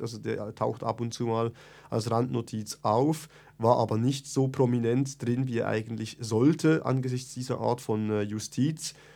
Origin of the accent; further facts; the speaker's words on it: Bern, Switzerland; Ich komme aus Bern, äh, ich bin in der Reitschule Bern aktiv